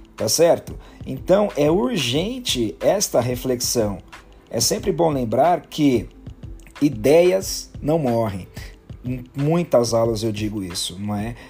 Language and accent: Portuguese; Brazil; Para nós brasileiros